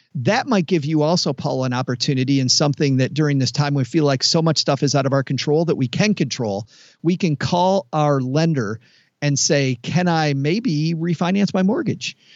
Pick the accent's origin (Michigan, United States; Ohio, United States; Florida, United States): Michigan, United States; Detroit; I'm from Detroit